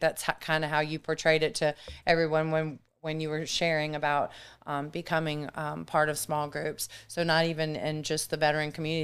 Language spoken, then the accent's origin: English; Germany; also born or lived in Matthews, North Carolina / Myrtle Beach, South Carolina; now in United States; I was raised in Germany